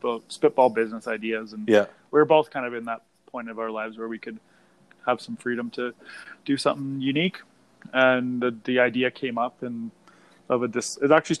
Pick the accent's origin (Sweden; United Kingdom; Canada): Canada; Banff, Alberta; now in Canmore, Canada; I grew up in Banff